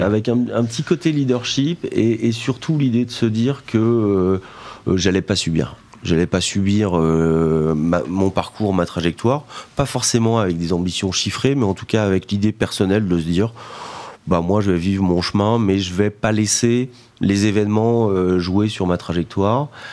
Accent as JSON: {"language": "French", "town": "Vannes", "region": "Brittany", "country": "France", "tie": "born or raised there", "said": "je suis né à Vannes"}